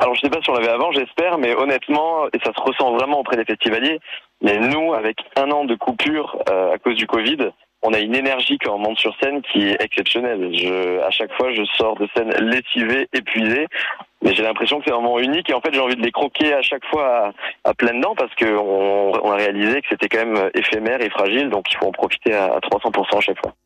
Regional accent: Nice, Provence-Alpes-Côte d'Azur, France; moved away; je viens de Nice, je suis né à Nice

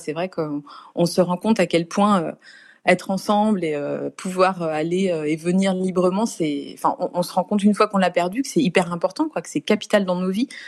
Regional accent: Nantes, Pays de la Loire, France; Et donc, moi, je, je vivais à Nantes à l'époque, je suis nantaise, donc je représentais ma région, entre guillemets.

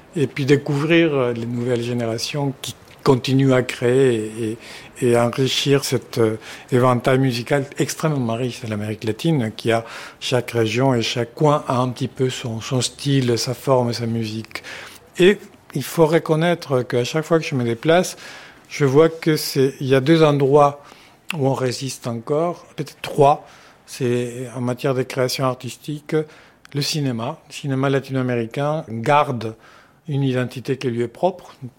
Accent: Uruguay; moved away as an adult; now in France; Je suis français, d'origine uruguayenne

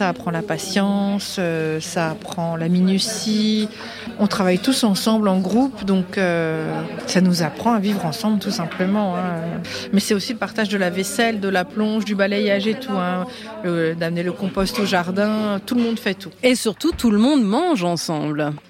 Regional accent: Turkey; French is a second language; Oui, je suis turque, donc je euh, je suis pas vraiment euh

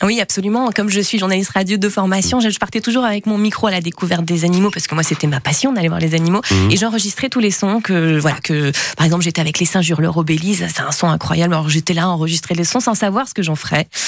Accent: Marseille, Provence-Alpes-Côte d'Azur, France; Je suis marseillaise

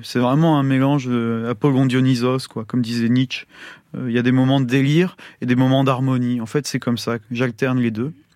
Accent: France; chez nous, en France

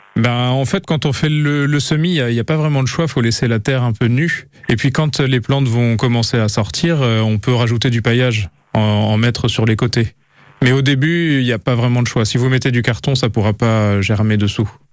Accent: Normandy, France; le kaki donne très très bien chez nous en Normandie

